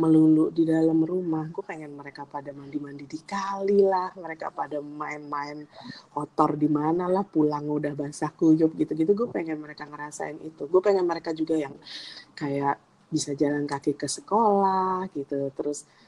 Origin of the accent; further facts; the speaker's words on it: Indonesia; now in Dubai, United Arab Emirates; kita kan dari Indonesia